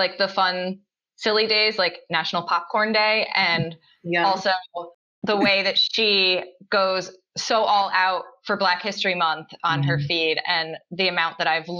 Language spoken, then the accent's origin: English; Connecticut, United States; I'm from Connecticut, small town, somewhat rural Connecticut, very predominantly white small town. And I left Connecticut for college and ended up back a little further from where I grew up, but I'm in Fairfield County, Connecticut now